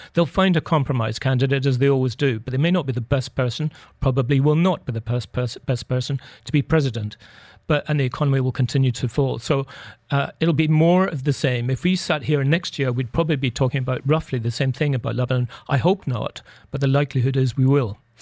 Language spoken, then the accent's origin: English; United Kingdom; we're both British